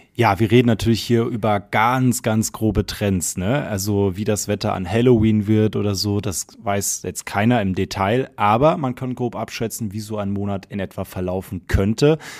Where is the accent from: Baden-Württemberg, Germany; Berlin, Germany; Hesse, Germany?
Hesse, Germany; near Frankfurt; now in Munich, Germany; ich komme ja gebürtig aus Hessen und zwar aus der Nähe von Frankfurt